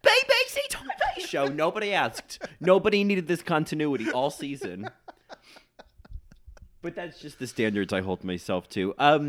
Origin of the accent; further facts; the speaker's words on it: New South Wales, Australia; My accent lives up here in Confidence Corner, yeah, exactly. Australia. South of SIDS. Yeah. Not sudden infant death syndrome, south of Sydney.